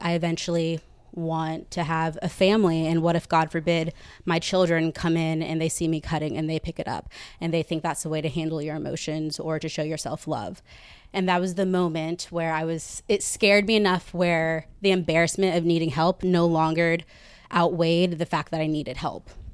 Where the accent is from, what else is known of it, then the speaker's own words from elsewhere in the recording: Katy, Texas, United States; moved away as an adult; now in New York, United States; I'm from Katy, Texas, and I lived a typical Texas life. I was a cheerleader